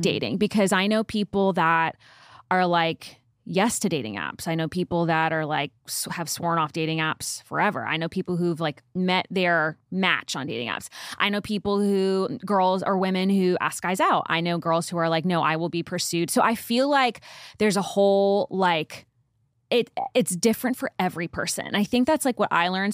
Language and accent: English; Northeast, United States; also born or lived in Nashville; now in Dallas, United States; We're both from the Northeast